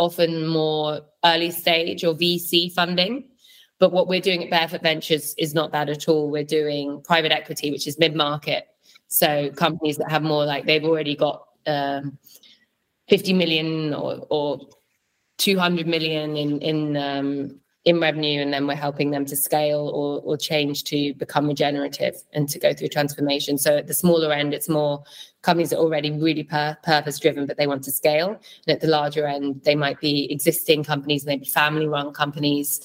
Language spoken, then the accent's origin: English; London, United Kingdom; moved away as an adult; also born or lived in Berlin; I grew up in London